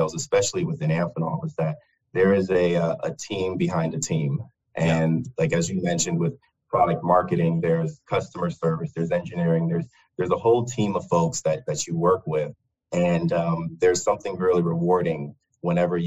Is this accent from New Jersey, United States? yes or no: no; north of Fort Myers, southwest coast of Florida, United States; also born or lived in Brooklyn, New York; grew up on the just on the southwest coast of Florida, just north of Fort Myers